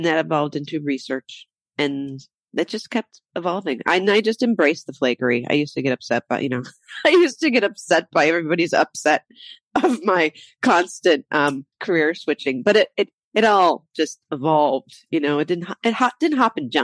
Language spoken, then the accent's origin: English; Ohio, United States; moved away as an adult; also born or lived in Michigan / Las Cruces, New Mexico; I grew up in Ohio